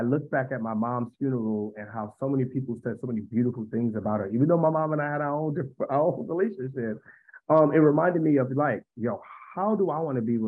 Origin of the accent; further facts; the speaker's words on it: New York City, New York, United States; now in Washington, D.C., United States; I hail from Harlem, New York. I now reside in the Washington, D.C. area